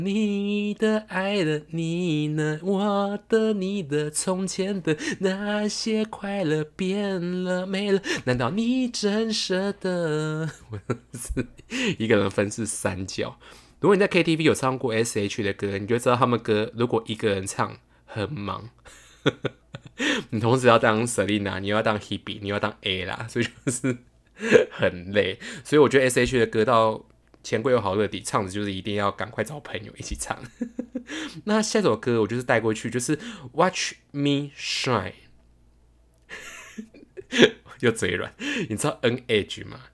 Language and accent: Chinese; Taichung, Taiwan; accent: Taichung accent; 我现在有点台中腔